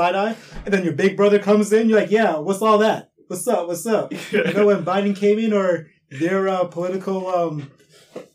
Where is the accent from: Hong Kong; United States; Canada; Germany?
Canada; I'm Canadian, paying Canadian taxes